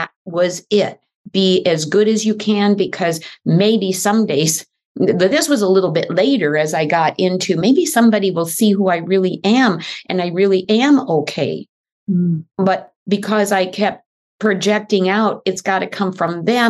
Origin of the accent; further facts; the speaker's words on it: Midwest, United States; moved away as an adult; also born or lived in Mexico; now in California, United States; I grew up in the Midwest